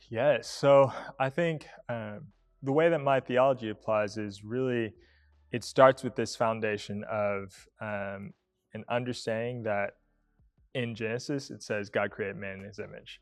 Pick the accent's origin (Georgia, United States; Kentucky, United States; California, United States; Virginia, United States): Georgia, United States; Atlanta; moved away as an adult; also born or lived in Tennessee; now in Newberg, United States; growing up in Atlanta